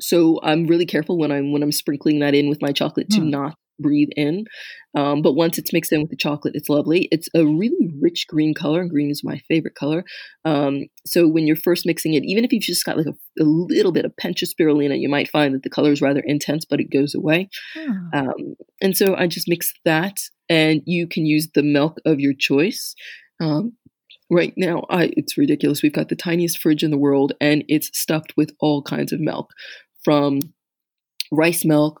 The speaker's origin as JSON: {"language": "English", "country": "United States", "tie": "born or raised there", "moved": "as an adult", "lives_now": "France", "said": "that whole sweet cider that we grew up with in the States"}